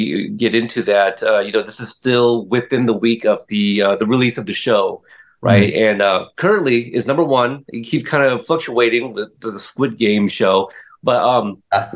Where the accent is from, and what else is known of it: Portland, Oregon, United States; born or raised there; also born or lived in Corpus Christi, Texas